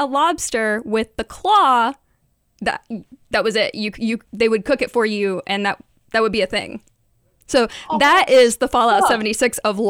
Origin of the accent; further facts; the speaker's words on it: Mingo County, West Virginia, United States; So in Mingo County in West Virginia, when I was growing up